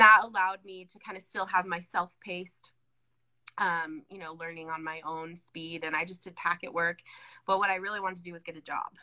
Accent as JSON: {"language": "English", "region": "California", "country": "United States", "tie": "born or raised there", "moved": "as an adult", "lives_now": "Colorado, United States", "said": "I was born and raised in California"}